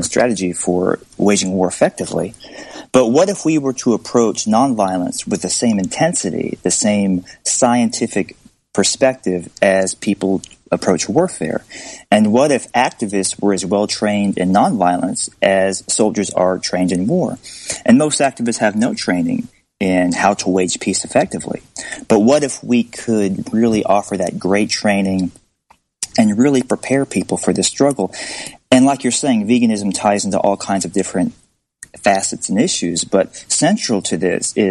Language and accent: English; Alabama, United States; I grew up in Alabama